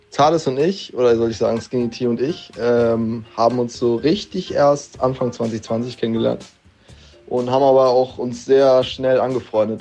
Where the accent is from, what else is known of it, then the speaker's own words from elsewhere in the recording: Kiel, Schleswig-Holstein, Germany; Ich komme aus Kiel und bin 20 Jahre alt